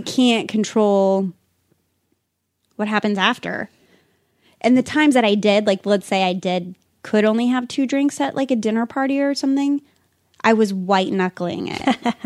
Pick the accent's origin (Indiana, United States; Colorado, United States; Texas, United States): Colorado, United States; Pueblo; I grew up in Pueblo, Colorado, which is about an hour and a half